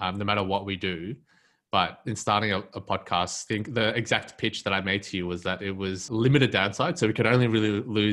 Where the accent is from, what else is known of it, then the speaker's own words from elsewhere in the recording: Melbourne, Victoria, Australia; growing up in Melbourne's West